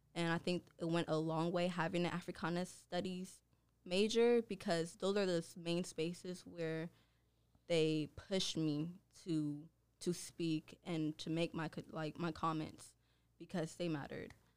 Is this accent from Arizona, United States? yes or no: no; Oakland, California, United States; I am from Oakland, California, which is located in the Bay Area